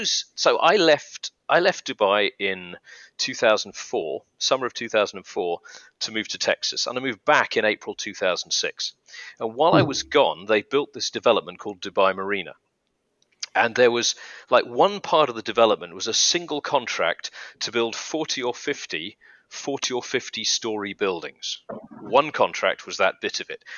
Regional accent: United Kingdom; now in United Arab Emirates; I'm British from the UK

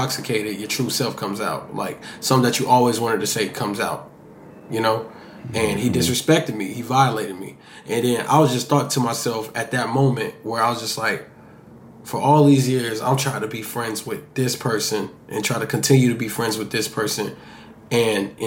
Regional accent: Miami Gardens, Florida, United States; my environment of growing up in Kara City

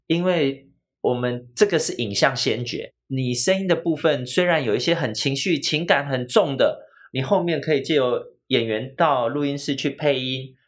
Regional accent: Taiwan; 我们早期台湾的，呃，台湾人，就是大部分的母语是台语

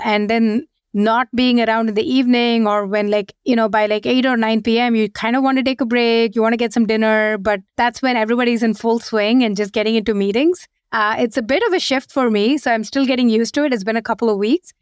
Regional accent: India; moved away as an adult; also born or lived in Seattle, United States / San Francisco, United States; now in London, United Kingdom; we, we were born and brought up in India. We moved to the U S just as when we joined our first job

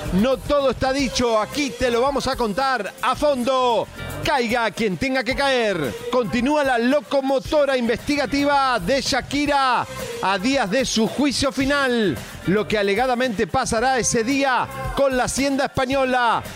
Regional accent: Argentina; soy argentino

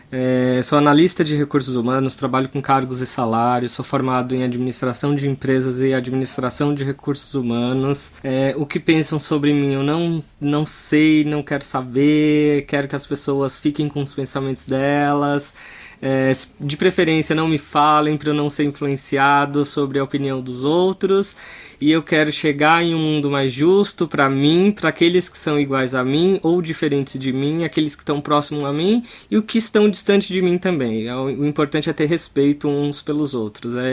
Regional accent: Pernambuco, Brazil; accent: Nordestino; moved away as an adult; Eu vim morar aqui em Pernambuco bem criança, então eu tive um sotaque nordestino daqueles bem carregados. É, quando eu fui morar em São Paulo, aos 18 anos, o meu primeiro, primeiro motivo de aceitação foi a aceitação por eu ser nordestino.

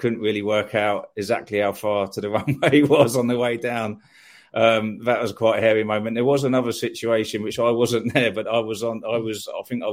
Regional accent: Eastbourne, South East England, United Kingdom; moved away as an adult; also born or lived in London; I was born in Eastbourne. Brought up in Eastbourne. I went to school in Eastbourne.

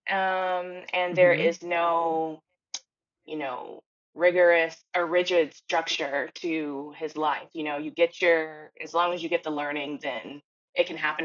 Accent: Houston, Texas, United States; I'm from Houston, Texas

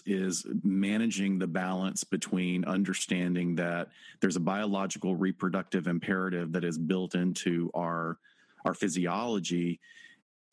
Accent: Alabama, United States; Alabama, my home state

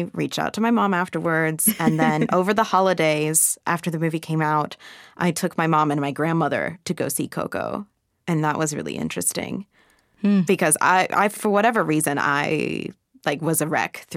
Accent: Central Florida, United States; I grew up outside of Disney World. There's no escaping Disney from Central Florida

